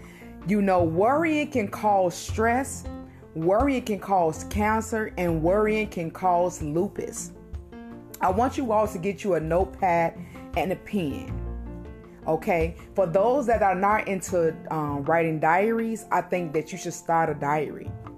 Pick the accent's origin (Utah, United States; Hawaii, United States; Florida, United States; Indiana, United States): Utah, United States; I'm from Utah.